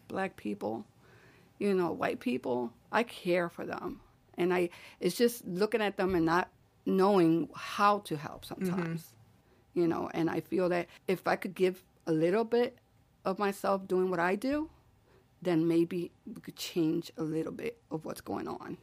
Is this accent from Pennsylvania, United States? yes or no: yes; Philadelphia, Pennsylvania, United States; I grew up in, in Wallace Street.